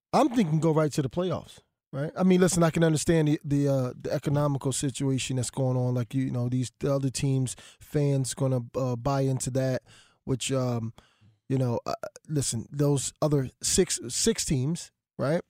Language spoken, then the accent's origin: English; Philadelphia, Pennsylvania, United States; I'm from Philadelphia